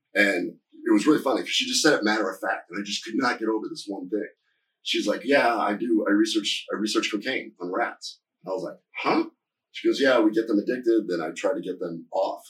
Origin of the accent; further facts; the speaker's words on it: Nebraska, United States; moved away; I'm from Nebraska originally